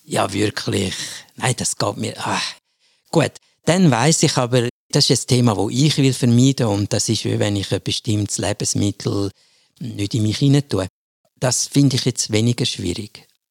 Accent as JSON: {"language": "German", "region": "German-speaking Switzerland", "country": "Switzerland", "said": "bei uns in der Schweiz der Normalfall, also in der Deutschschweiz"}